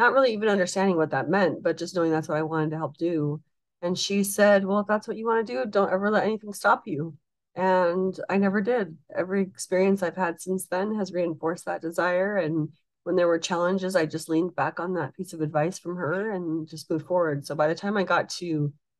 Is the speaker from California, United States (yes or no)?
yes; Glendora, California, United States; also born or lived in Provo, Utah; when I see somebody that I grew up with in Glendora, it's special and that feels like home